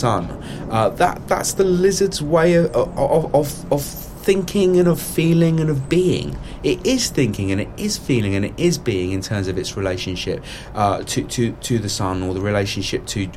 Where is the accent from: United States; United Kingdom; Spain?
United Kingdom; England; here we are in England, speaking English. Having grown up within the English schooling system